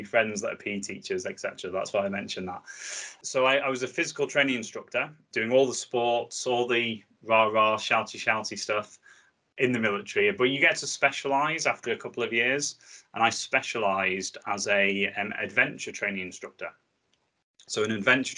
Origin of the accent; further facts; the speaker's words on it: the Northwest, North West England, United Kingdom; I'm from the Northwest, so I live just on the Wirral